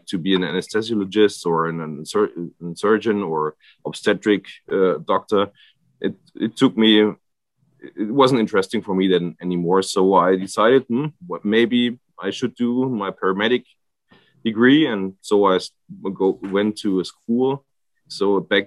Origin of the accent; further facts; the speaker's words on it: area where the Danube has its source, near Freiburg im Breisgau, Baden-Württemberg, Germany; English is a second language; I grew up here in this area. It's like where the Danube has its spring